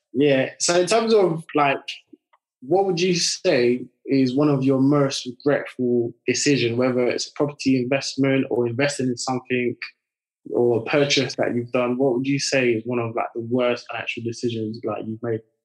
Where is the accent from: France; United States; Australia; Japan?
France; now in United Kingdom; I grew up in France and then I moved over to the UK.